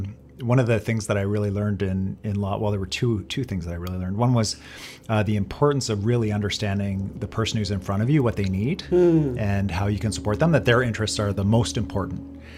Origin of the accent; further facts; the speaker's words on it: Kitchener, Ontario, Canada; also born or lived in Etobicoke; now in British Columbia, Canada; And I grew up in a town in southwestern Ontario called Kitchener, Ontario.